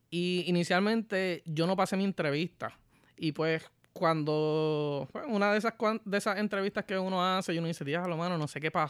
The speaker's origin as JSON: {"language": "Spanish", "town": "Ponce", "country": "Puerto Rico", "tie": "born or raised there", "also_born_or_lived": "Hatillo, Puerto Rico / Arecibo, Puerto Rico", "moved": "as an adult", "lives_now": "United States", "said": "yo viví en varias partes de Puerto Rico, pero la, primera impresión lo que digo es soy de Ponce"}